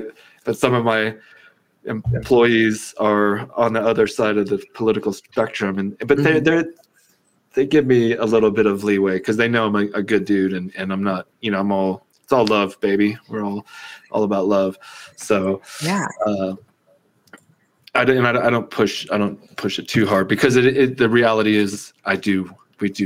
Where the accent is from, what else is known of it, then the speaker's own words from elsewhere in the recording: Texas, United States; moved away as an adult; also born or lived in San Antonio, Texas; now in Colorado, United States; I'm from Texas. I lived in San Antonio